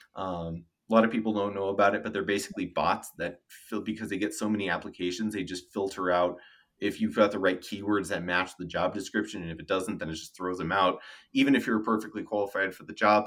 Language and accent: English; Denver, Colorado, United States; moved away as an adult; also born or lived in California / Knoxville, Tennessee; I was born and raised in Denver